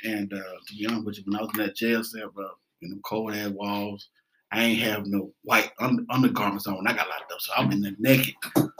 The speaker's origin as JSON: {"language": "English", "town": "Atlanta", "region": "Georgia", "country": "United States", "said": "in my 20s, 24, 25, I'm from Atlanta, man."}